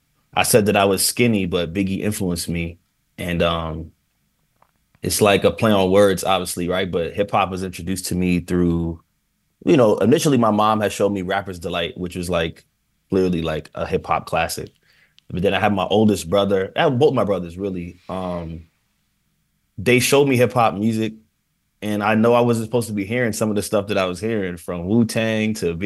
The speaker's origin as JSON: {"language": "English", "country": "Jamaica", "said": "The food here is, as a Jamaican man, it's really hard to find a real good beef patty."}